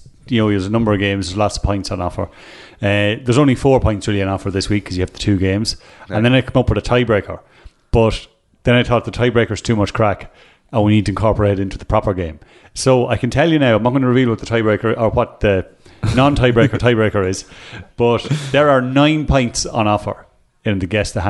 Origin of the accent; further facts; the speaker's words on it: Cavan, Ulster, Ireland; And the fact that I'm from Cavan.